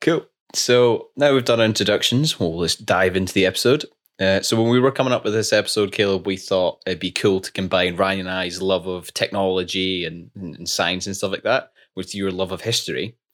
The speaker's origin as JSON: {"language": "English", "region": "Scotland", "country": "United Kingdom", "said": "We're two Scottish engineers that graduated during COVID"}